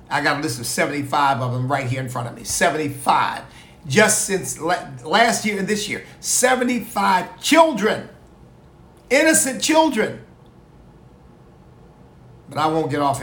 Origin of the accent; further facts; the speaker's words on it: United States; I'm Black. I'm an American of African ancestry